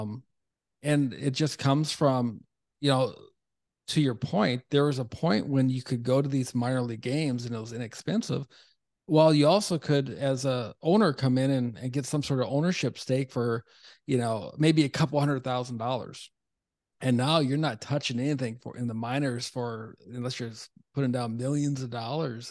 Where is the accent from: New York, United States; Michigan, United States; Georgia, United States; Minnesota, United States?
Minnesota, United States; Duluth; moved away; also born or lived in North Carolina; I'm a Minnesota guy originally